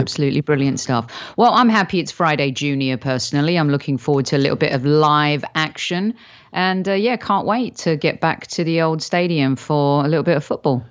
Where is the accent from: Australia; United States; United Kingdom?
United Kingdom; moved away; as a Brit